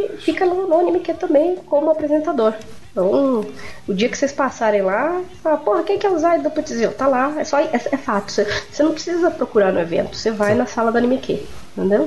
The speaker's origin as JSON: {"language": "Portuguese", "town": "São Vicente", "region": "São Paulo", "country": "Brazil", "said": "eu sou de São Vicente Litoral"}